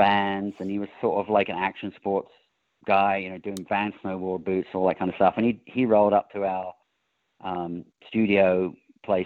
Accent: England, United Kingdom; now in California, United States; I grew up in England

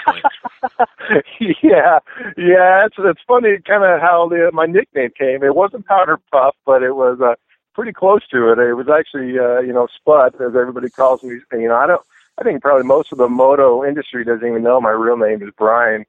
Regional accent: Northern California, United States; I grew up in Northern California.

